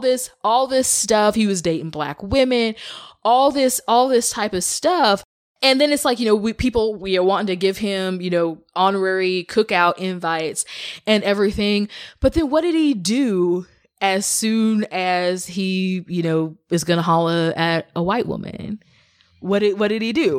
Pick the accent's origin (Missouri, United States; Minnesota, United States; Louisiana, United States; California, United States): Missouri, United States; Kansas City; I grew up in Missouri. I grew up in the Kansas City area.